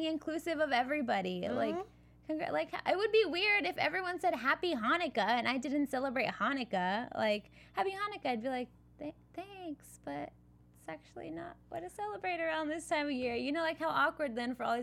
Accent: California, United States; I'm from California

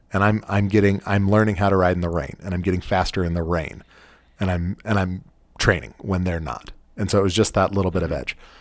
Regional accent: Western United States, United States; also born or lived in California / Utah; And I am from the Western United States. I've spent the vast majority of my life in California and Utah.

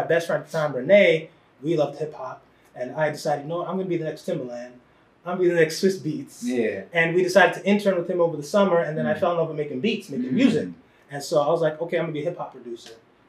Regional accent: New York City, New York, United States; born and raised in the Bronx. I'm the youngest of three boys. I have two older brothers.

